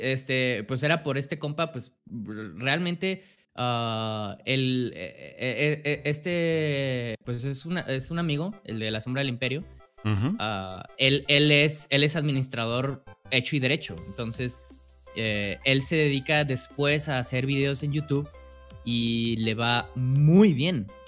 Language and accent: Spanish; Guadalajara, Jalisco, Mexico; yo soy de México, ah, específicamente de Guadalajara